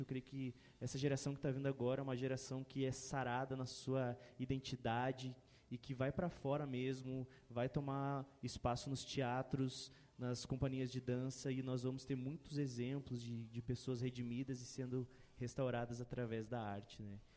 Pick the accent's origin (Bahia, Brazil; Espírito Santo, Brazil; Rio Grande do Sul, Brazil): Rio Grande do Sul, Brazil; Porto Alegre; eu em Porto Alegre, né? Eu sou gaúcho